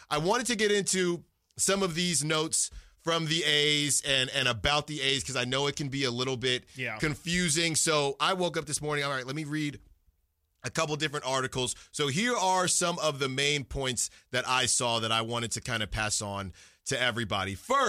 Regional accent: Concord, California, United States; being from the Bay Area, I grew up in Concord.

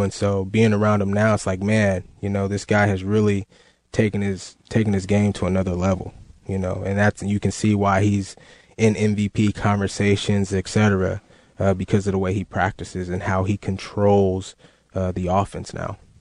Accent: Northern California, United States; I was in Northern California, my close to my hometown there

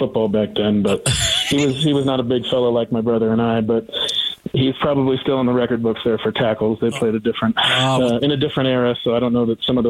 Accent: Bakersfield, California, United States; moved away as an adult; also born or lived in Kansas / Colorado / Iowa; now in New Mexico, United States; I grew up in Bakersfield

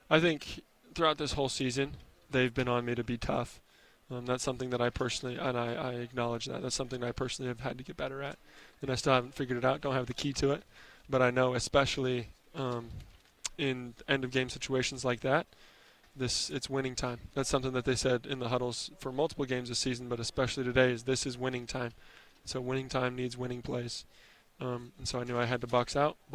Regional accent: Nyssa, Oregon, United States; born there

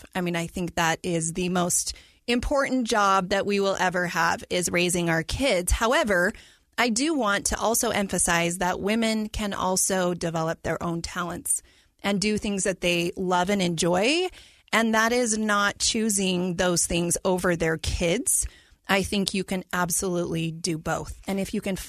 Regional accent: Provo, Utah, United States; I am born and raised in Utah. I was definitely a Utah County girl. I grew up in Provo.

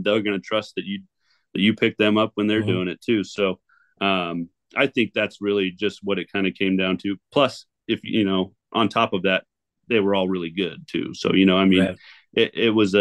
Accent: 4-hour drive from Seattle, Washington, United States; I've since moved back to my hometown just on the other side of the state. So we are a 4-hour drive from Seattle

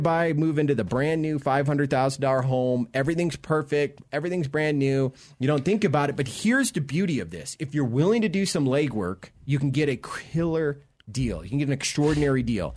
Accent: Florida, United States; now in Colorado, United States; I'm originally from Florida

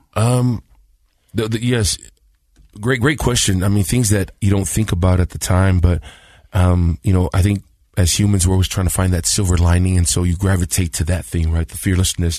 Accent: Compton, California, United States; also born or lived in San Bruno, California; I was born in San Bruno, uh, San Francisco, in the Bay Area. I think I was six months old. My mom said, and we moved to Compton, California

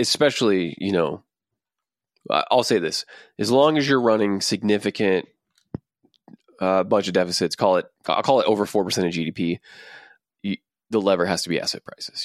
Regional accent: Texas, United States; we're from Texas

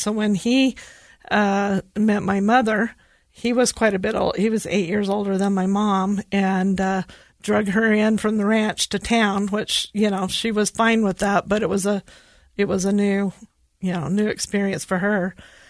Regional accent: Hinckley, Utah, United States; So I grew up in Hinckley in Millard County. So it's just west of Delta. You know, most people just say Delta, but I'm proud of Hinckley.

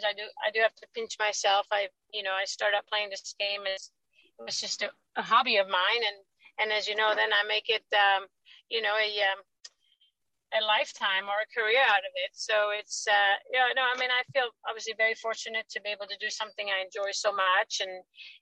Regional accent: Sweden; moved away; I growing up in Sweden

